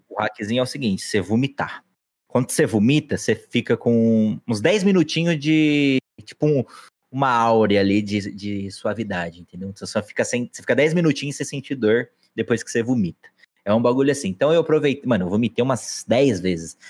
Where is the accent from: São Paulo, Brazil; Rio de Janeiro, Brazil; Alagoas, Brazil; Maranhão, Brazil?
São Paulo, Brazil; Aguaí; a gente é de Aguaí